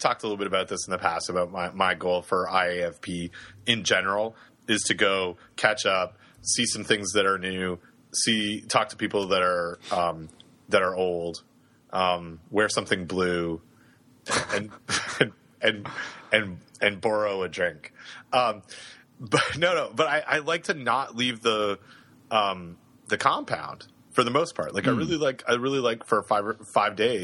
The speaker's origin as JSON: {"language": "English", "country": "Canada", "moved": "yes", "lives_now": "Raleigh, United States", "said": "we, as English Canadians"}